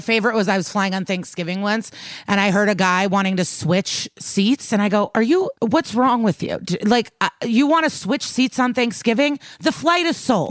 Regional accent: Chicago, Illinois, United States; moved away as an adult; also born or lived in New York; now in Los Angeles, United States; As someone that lived in New York and I'm from Chicago

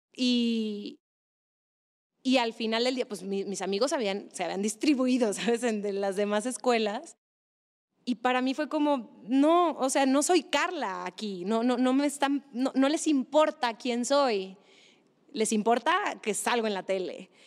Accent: Monterrey, Nuevo León, Mexico; moved away as an adult; also born or lived in Mexico City; esa era mi infancia y era una infancia pues en Monterrey

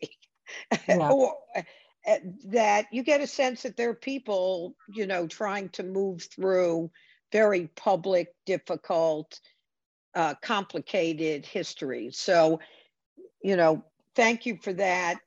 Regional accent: United States; as an American

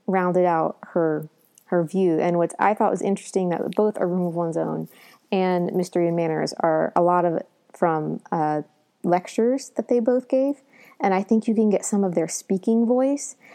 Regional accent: Southern Ohio, United States; I come, you know, from Southern Ohio, so I'm not a Northerner either

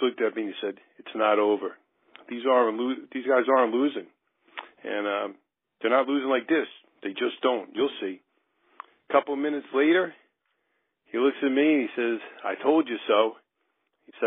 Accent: New Jersey, United States; I'm from New Jersey

